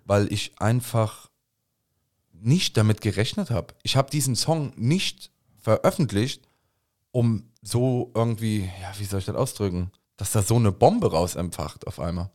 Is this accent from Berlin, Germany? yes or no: no; Koblenz, Rhineland-Palatinate, Germany; accent: Koblenzer Platt; Unsere ganze Familie ist hier aufgewachsen